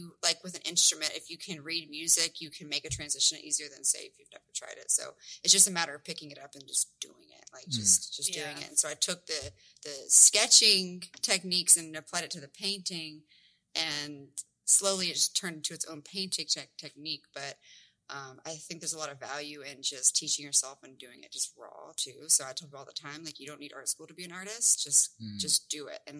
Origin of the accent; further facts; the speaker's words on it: Olive Branch, Mississippi, United States; moved away as an adult; also born or lived in Memphis, Tennessee; now in Mesquite, United States; I grew up like right outside of Memphis in the suburb kind of area, like it's all of Branch, Mississippi